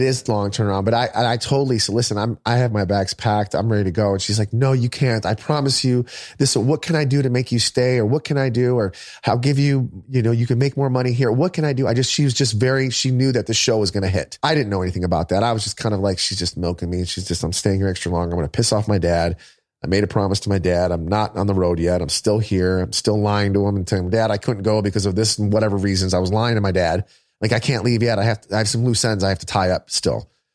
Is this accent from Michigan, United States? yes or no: yes; Michigan, United States; moved away as an adult; I'm from Michigan